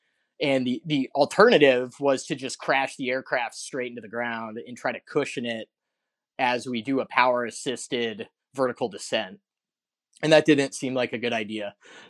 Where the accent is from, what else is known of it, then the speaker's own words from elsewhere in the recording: Golden, Colorado, United States; I grew up in Colorado, kind of on the Front Range there in Golden, West Denver.